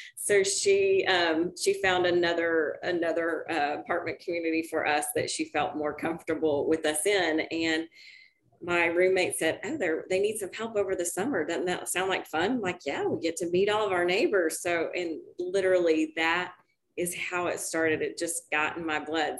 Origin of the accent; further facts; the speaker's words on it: Dallas, Texas, United States; I actually grew up in Dallas